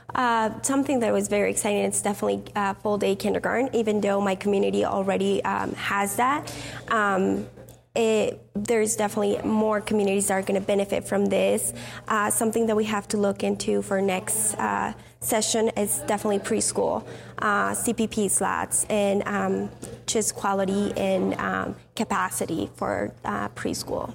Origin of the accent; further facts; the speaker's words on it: Mexico; also born or lived in California, United States; now in Steamboat Springs, United States; I was born in California, raised in Mexico, but I live in Steamboat Springs, Colorado